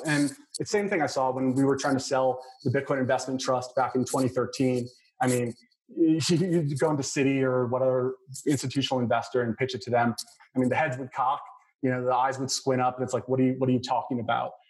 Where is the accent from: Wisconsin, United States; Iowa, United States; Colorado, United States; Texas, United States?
Texas, United States; El Paso; moved away; I was born in El Paso, which is just down I twenty five